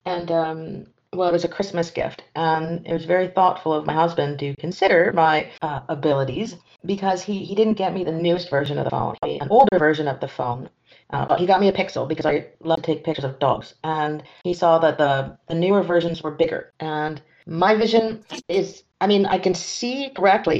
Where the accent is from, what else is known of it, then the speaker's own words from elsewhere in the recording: near Vancouver, British Columbia, Canada; now in France; I am Canadian from the English side. I was born near Vancouver.